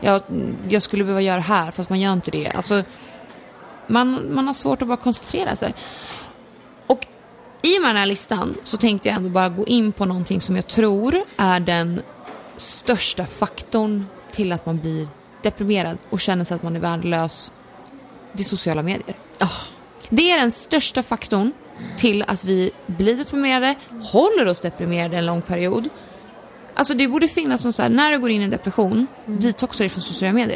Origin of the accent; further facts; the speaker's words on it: Gävle, Gävleborg County, Sweden; min uppväxt har kantats i dansband för mamma, min storasyrra och jag kommer från Gävle